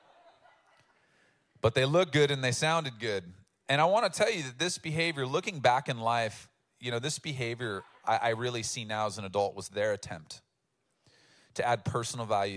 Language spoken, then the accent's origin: English; Oceanside, California, United States; I grew up in Oceanside, which is coastal from here